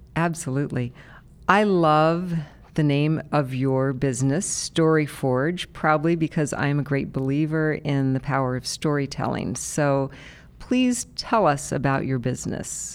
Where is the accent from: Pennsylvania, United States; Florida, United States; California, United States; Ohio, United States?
Ohio, United States; Columbus; those of us like me who've been here forever